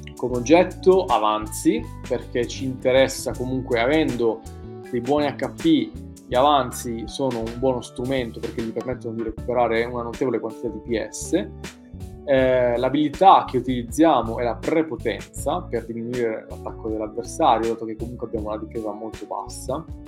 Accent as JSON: {"language": "Italian", "country": "Italy", "said": "noi italiani"}